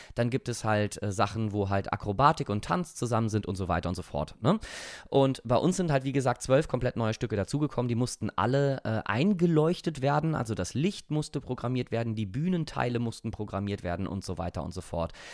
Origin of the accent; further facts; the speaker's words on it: Rhineland, Germany; ich bin Rheinländer.